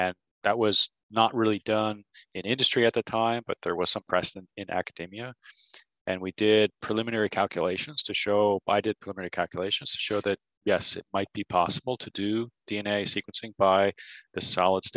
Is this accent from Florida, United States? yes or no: no; New Jersey, United States; moved away as an adult; also born or lived in California / Connecticut / Massachusetts / Texas; I grew up in New Jersey.